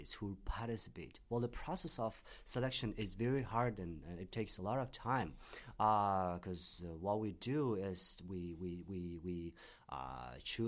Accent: Tashkent, Uzbekistan; now in Beijing, China; I'm from Tashkent, Uzbekistan

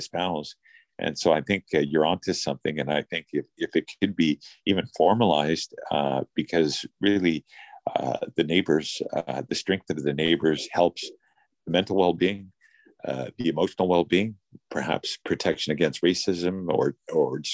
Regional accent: British Columbia, Canada; we are Canadians, we're British Columbians, we're from our respective cities

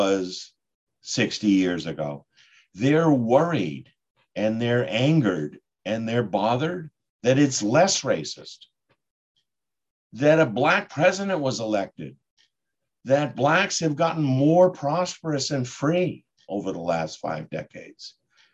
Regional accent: Boston, Massachusetts, United States; And I'm from Boston.

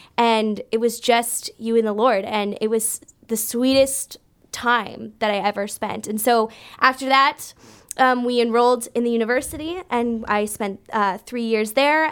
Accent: Brampton, Ontario, Canada; moved away as an adult; also born or lived in Kansas City, United States; I grew up in Brampton

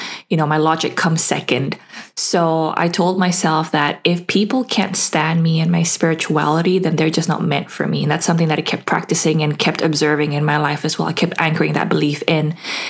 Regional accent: Indonesia; now in Perth, Australia; I currently live in Perth, but I've lived all over and I'm originally from Indonesia.

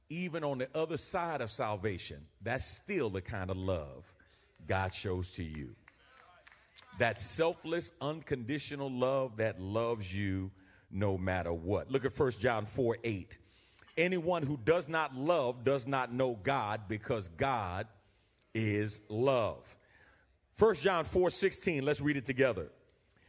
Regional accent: New York, United States; moved away; I'm from New York.

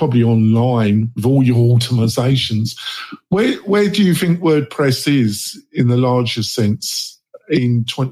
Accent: England, United Kingdom; moved away; I'm English, so obviously my childhood, I watch a lot of Doctor Who

